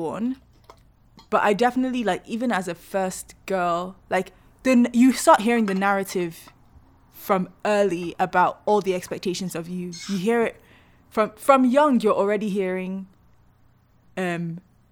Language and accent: English; Nigeria